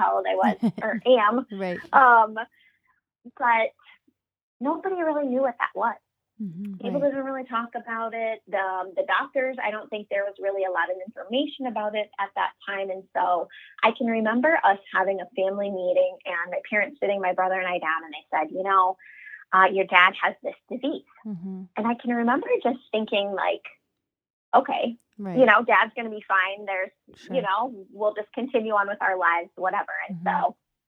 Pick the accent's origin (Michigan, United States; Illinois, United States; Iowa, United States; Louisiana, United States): Iowa, United States; Cedar Rapids; I'm born and raised in Cedar Rapids, Iowa